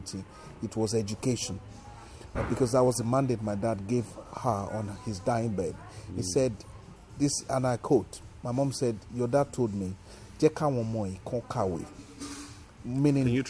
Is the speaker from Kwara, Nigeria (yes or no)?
yes; Ilorin, Kwara, Nigeria; first language Yoruba; English is a second language; moved away as an adult; now in United Kingdom; I grew up, I was born and bred in Ilorin, Kwara State, western